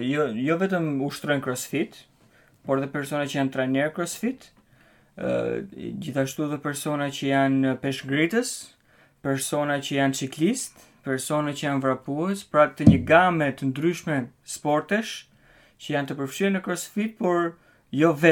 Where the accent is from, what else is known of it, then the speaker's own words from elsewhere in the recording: Albania; now in Denmark; ne me sytan si shqiptar